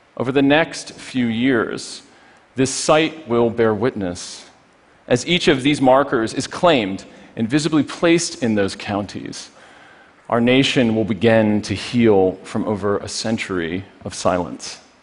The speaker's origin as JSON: {"language": "English", "town": "Poughkeepsie", "region": "New York", "country": "United States", "tie": "born or raised there", "said": "Poughkeepsie, my hometown"}